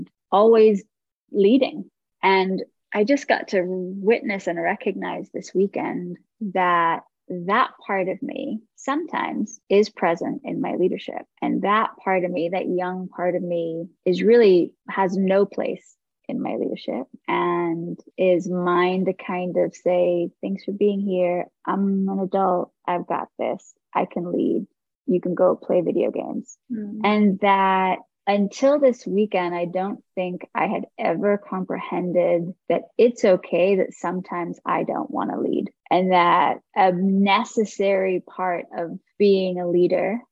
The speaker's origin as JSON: {"language": "English", "region": "England", "country": "United Kingdom", "tie": "born or raised there", "moved": "yes", "lives_now": "Los Angeles, United States", "said": "I'm a Hindu, but I grew up in England"}